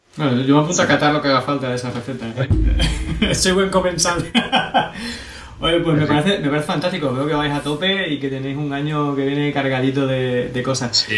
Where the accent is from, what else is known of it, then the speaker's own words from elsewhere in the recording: Extremadura, Spain; aquí en Extremadura somos eh, como muy parado para estas cosas